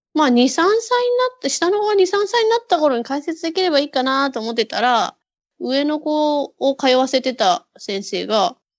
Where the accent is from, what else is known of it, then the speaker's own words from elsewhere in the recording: Ichinomiya, Aichi, Japan; 自分の実家はそっちの方なんで、もともと自分がいたとこ